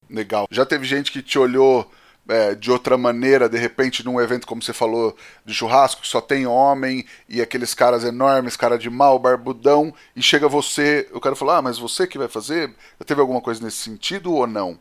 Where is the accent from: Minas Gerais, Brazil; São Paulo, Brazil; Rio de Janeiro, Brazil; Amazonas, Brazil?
São Paulo, Brazil; Também fui criado no DDD 018